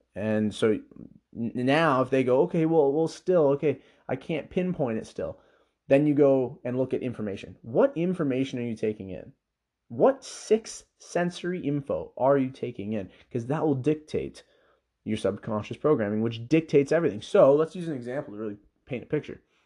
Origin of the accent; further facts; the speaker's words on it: Canada; I was born in Canada